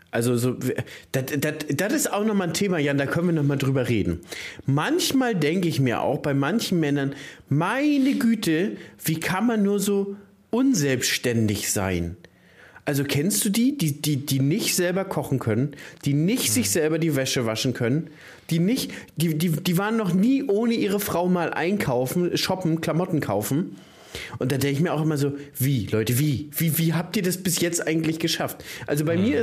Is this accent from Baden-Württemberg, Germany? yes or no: no; Brandenburg, Germany; bei uns in Brandenburg sagt Was hast du denn anzubieten, ja, Digga?